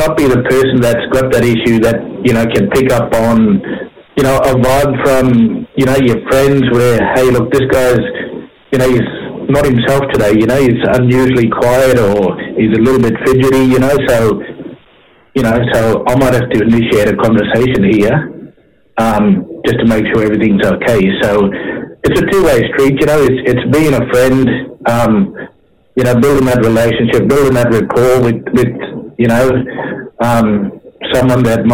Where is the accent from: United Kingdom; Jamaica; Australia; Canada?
Australia; Cherbourg, Queensland; people that I grew up with and that I know from, you know, from growing up in Cherbourg